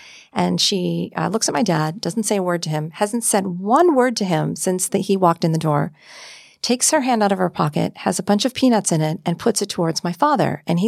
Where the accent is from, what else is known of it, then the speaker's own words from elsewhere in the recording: Marquette, Michigan, United States; I was born in Marquette, Michigan.